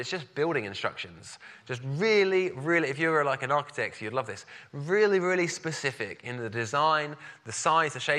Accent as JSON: {"language": "English", "town": "Brighton", "region": "South East England", "country": "United Kingdom", "said": "I'm from Brighton"}